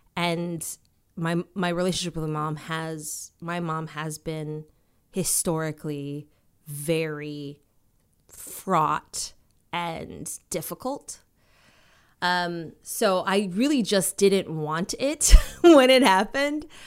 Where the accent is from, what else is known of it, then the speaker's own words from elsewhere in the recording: Minnesota, United States; also born or lived in Washington, D.C.; growing up for me was like, it was, um, in Minnesota. Um, I was born in Washington, D C. Then we moved to Minnesota.